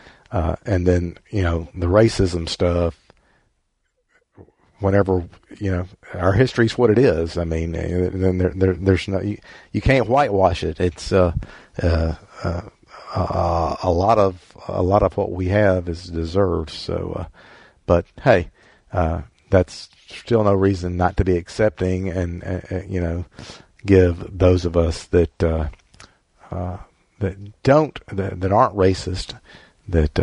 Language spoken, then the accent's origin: English; the South, United States; we're from the South